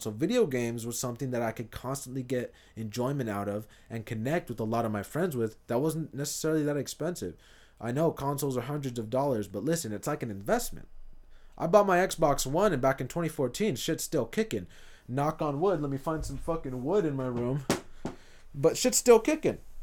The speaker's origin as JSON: {"language": "English", "town": "Hayward", "region": "California", "country": "United States", "tie": "born or raised there", "also_born_or_lived": "Fremont / Union City", "said": "South Hayward was, was where I'm from"}